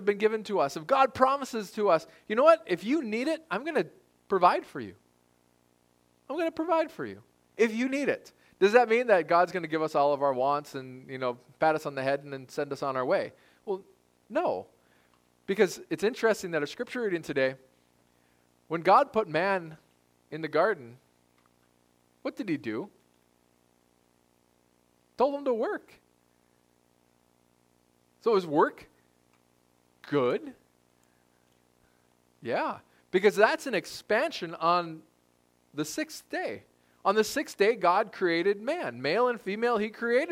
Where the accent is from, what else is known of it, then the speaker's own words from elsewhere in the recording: United States; we're American. We're privileged to be Americans.